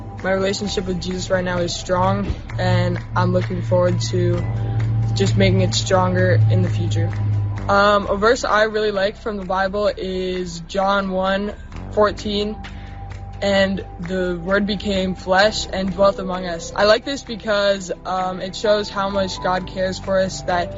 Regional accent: Sammamish, Washington, United States; also born or lived in New Jersey; I was born in New Jersey, but I've lived in Sammamish for about 9 years now

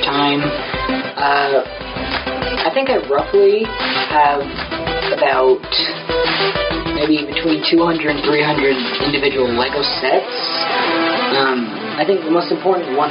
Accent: Seattle, Washington, United States; also born or lived in Sammamish, Washington; I was born in Seattle. Don't know the hospital. I lived in Sammamish for about 4 to 5 years

